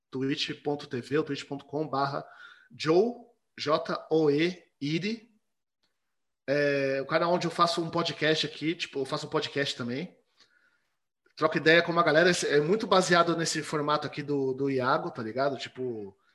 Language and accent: Portuguese; Rio de Janeiro, Brazil; eu sou do Rio